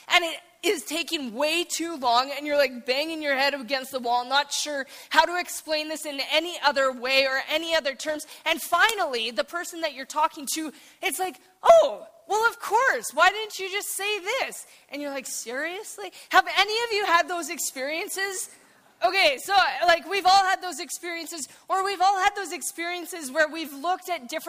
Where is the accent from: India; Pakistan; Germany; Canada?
Canada; Saskatchewan; moved away as an adult; I'm from Saskatchewan, and so I came here